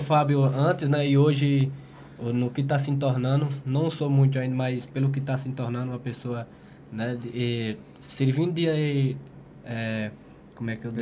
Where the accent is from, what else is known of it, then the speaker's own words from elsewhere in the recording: Monte Santo, Bahia, Brazil; Eu sou da Bahia, eu sou de Monte Santo, Monte Santo, Bahia